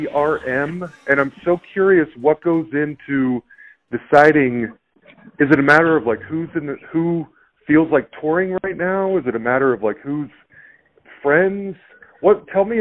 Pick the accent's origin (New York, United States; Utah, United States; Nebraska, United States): Utah, United States; Salt Lake City; now in Denver, United States; I live in Denver and I grew up in Salt Lake City